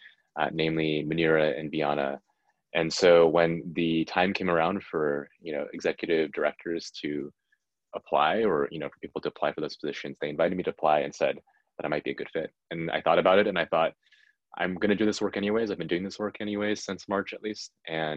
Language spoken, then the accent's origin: English; San Jose, California, United States; I grew up in San Jose, and my parents lived there